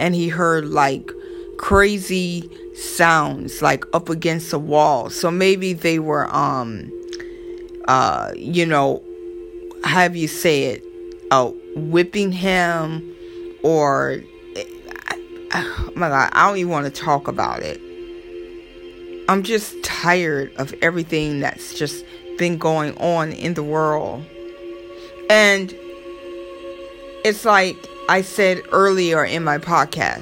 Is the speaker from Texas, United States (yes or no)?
no; Florida, United States; my family in Florida, that's where I'm from. Everybody know I'm from Florida